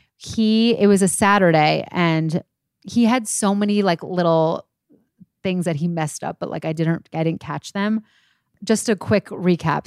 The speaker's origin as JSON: {"language": "English", "region": "New York", "country": "United States", "said": "I am twenty-nine. I am from New York"}